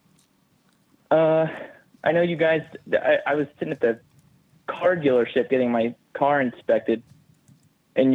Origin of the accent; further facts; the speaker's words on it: Pittsburgh, Pennsylvania, United States; I'm from a Pittsburgh area